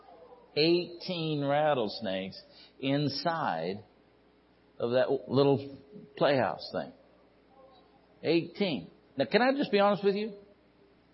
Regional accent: Ridgecrest, California, United States; I was born and raised over here in Ridgecrest

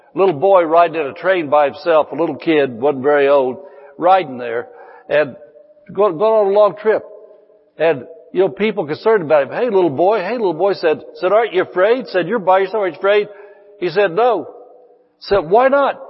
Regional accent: Indiana, United States; moved away as an adult; now in California, United States; I was 54 years old. I'd lived there all of my life

